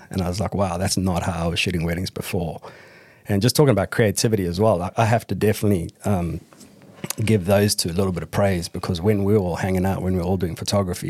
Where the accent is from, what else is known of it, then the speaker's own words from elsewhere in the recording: South Africa; I'm English-South African as well, so